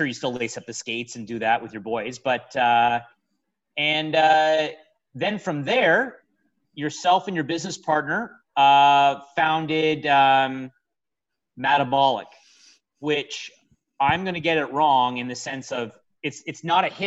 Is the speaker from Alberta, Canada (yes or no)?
no; Niagara, Ontario, Canada; our hometown here in Niagara